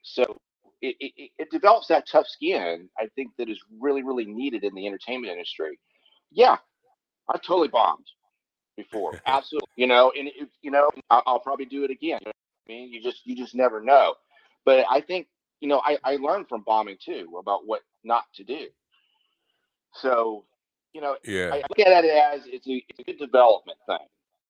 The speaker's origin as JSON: {"language": "English", "town": "Lakewood", "region": "New Jersey", "country": "United States", "tie": "born there", "lives_now": "California, United States", "said": "I've been in California for over 30 years, but I was born in Lakewood, New Jersey."}